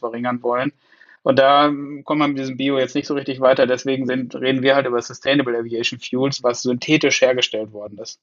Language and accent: German; Münster, North Rhine-Westphalia, Germany; ich komme nicht ganz aus Hamburg, ich komme aus Münster, okay. aus Westfalen. Insofern Münster Münsteraner.